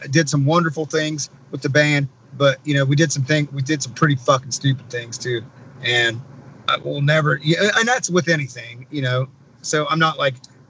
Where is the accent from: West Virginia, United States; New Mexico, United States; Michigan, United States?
West Virginia, United States; I'm from West Virginia.